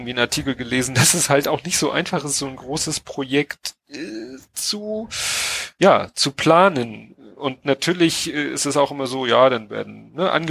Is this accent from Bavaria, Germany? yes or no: no; Hamburg, Germany; Äh, gut, wir als Hamburger mit unserer Elbphilharmonie ja, mhm. klar